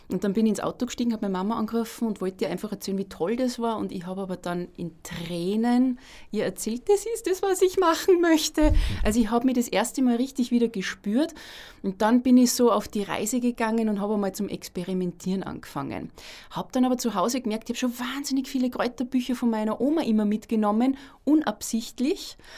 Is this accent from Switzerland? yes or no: no; Salzburg, Austria; Ich wohne auch in der Stadt Salzburg, bin gebürtige Salzburgerin